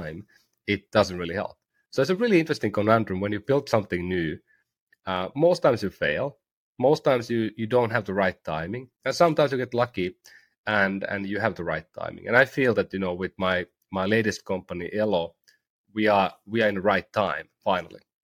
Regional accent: Oulu, North Ostrobothnia, Finland; University of Oulu, my hometown university

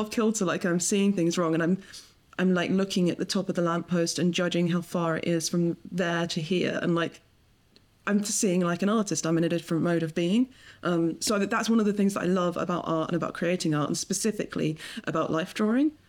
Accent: England, United Kingdom; I grew up in, in England

